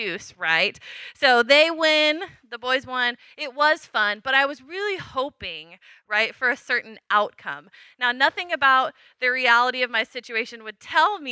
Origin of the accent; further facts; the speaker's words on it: Washington, United States; I grew up in Washington